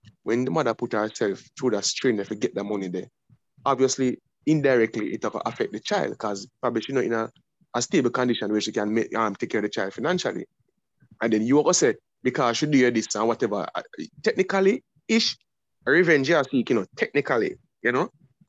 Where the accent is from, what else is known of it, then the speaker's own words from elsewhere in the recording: Jamaica; we as Jamaican men